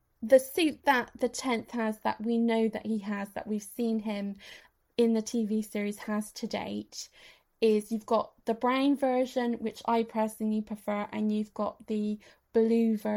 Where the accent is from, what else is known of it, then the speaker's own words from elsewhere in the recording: West Country, South West England, United Kingdom; we're from the West Country, and for that particular type of shoes, we use the word daps.